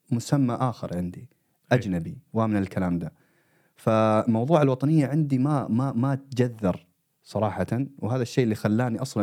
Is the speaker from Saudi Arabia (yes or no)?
yes; Saudi Arabia; also born or lived in Eritrea (ancestry); now in Sweden; انا مواليد السعوديه